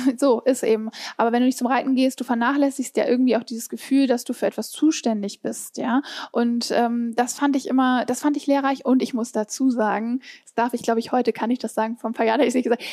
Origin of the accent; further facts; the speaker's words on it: Hamburg, Germany; ich komme aus Hamburg